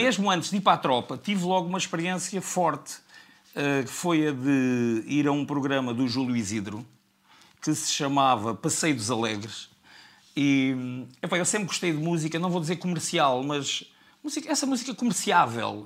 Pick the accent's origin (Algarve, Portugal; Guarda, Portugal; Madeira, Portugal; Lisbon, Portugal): Algarve, Portugal; Faro; also born or lived in Serra da Estrela; nasci em Faro